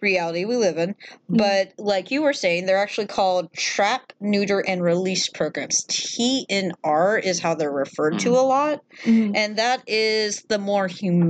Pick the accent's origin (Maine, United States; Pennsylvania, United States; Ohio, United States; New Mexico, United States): Maine, United States; Yeah, you can't just be like, well, you're in the streets of New York now. I'm from Maine.